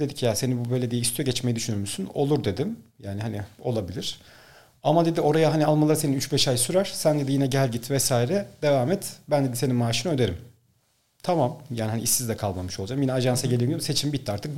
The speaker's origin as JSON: {"language": "Turkish", "region": "Ankara", "country": "Turkey", "tie": "born or raised there", "also_born_or_lived": "Bolu", "moved": "as an adult", "said": "Ankara'da doğdum, Ankara'da büyüdüm ama sonrasında üniversite için Bolu'ya gittim."}